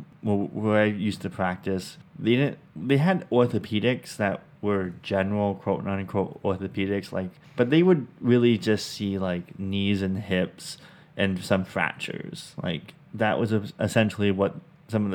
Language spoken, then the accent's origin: English; Vancouver, Washington, United States; moved away as an adult; now in Middle Georgia, United States; we're from Vancouver, Washington